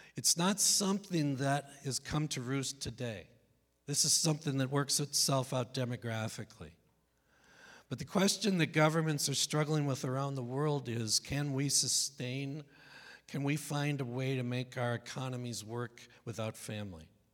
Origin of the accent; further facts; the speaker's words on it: Northeast, United States; I'm from the Northeast, so it's not like I come from some bastion of conservatism in mid America.